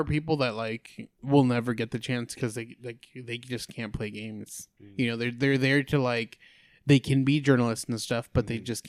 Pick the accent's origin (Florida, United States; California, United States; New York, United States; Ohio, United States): California, United States; I'm from California, but I've been an enforcer for like 10 years.